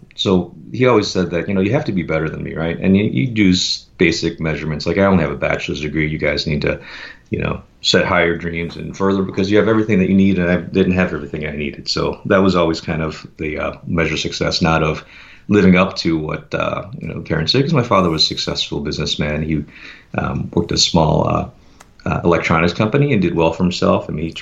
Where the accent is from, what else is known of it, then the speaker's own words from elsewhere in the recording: Chicago, Illinois, United States; now in Seattle, United States; I was born and raised in Chicago, primarily in the Chicago suburb of Glenview. I'm very grateful to have been born there.